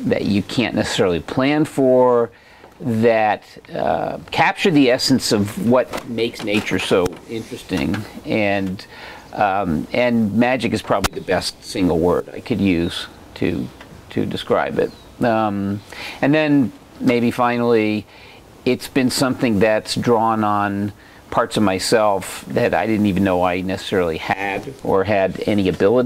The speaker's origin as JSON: {"language": "English", "region": "suburban New Jersey", "country": "United States", "tie": "born or raised there", "also_born_or_lived": "Vermont", "moved": "as an adult", "lives_now": "Oregon, United States", "said": "I grew up on the East Coast in suburban New Jersey"}